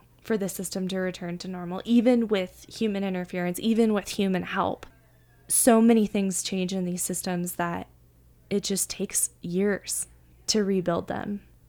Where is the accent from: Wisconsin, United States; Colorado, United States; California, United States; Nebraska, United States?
California, United States; near the Sacramento River, Northern; moved away; I'm actually from Northern California, where we have a ton of fires every year. And I grew up near the Sacramento River